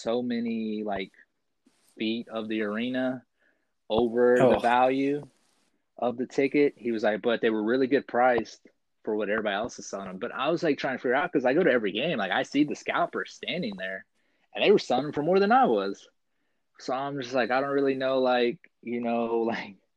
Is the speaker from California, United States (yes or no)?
no; Oklahoma City, Oklahoma, United States; I've been born and raised in Oklahoma City, a very like Oklahoma proud